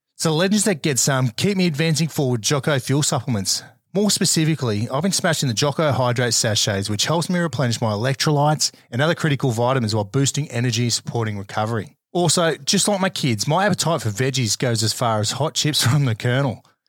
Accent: Australia; most of us have grown up here in Australia

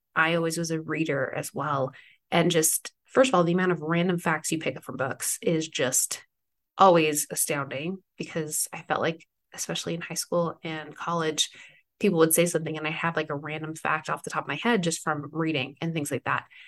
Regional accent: East Coast, United States; moved away; I grew up on the East Coast when I was younger, for the most part

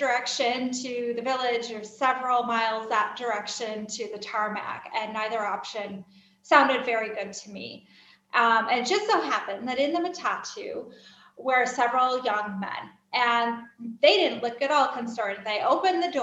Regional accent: United States; moved away as an adult; also born or lived in Kenya; now in Kyiv, Ukraine; I am an American expatriate living overseas.

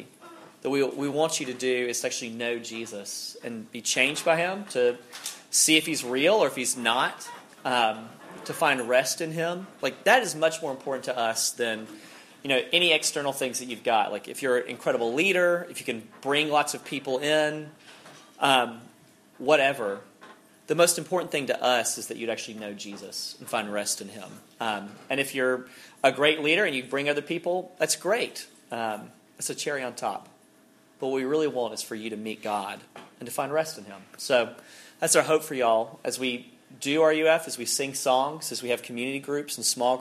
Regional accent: Alabama, United States; I'm from Alabama, so it gets weird with the vowels.

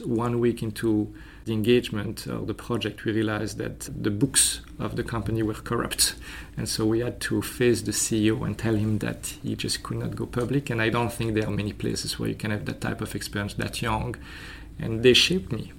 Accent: Belgium; moved away; also born or lived in France; So I was born in France. Uh, I grew up in Belgium

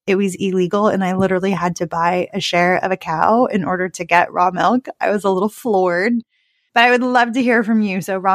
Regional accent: California, United States; But I am from California. I lived in California for, you know, most of my adult life.

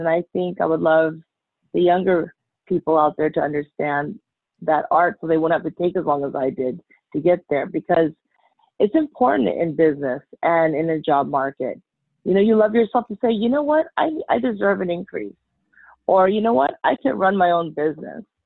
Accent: United States; Being Chinese American, a lot of our culture

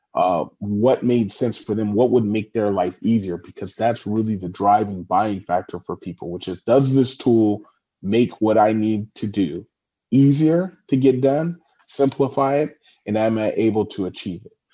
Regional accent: California, United States; also born or lived in San Francisco, United States / Washington, D.C., United States / Los Angeles, United States; I'm from California, um, now residing in Redondo Beach, California

